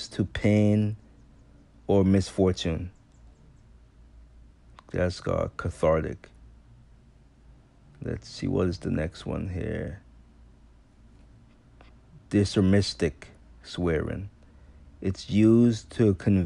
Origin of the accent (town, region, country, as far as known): U.S. Virgin Islands; born or raised there; now in United States